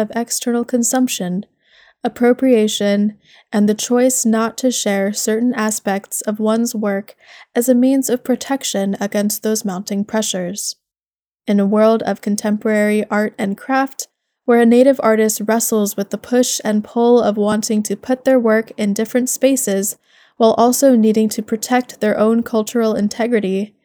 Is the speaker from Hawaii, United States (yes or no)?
yes; Papaikou, Hawaii, United States; now in Pacific Northwest, United States; I'm originally from Papa'iko on the Big Island of Hawaii, and I'm now based in the Pacific Northwest.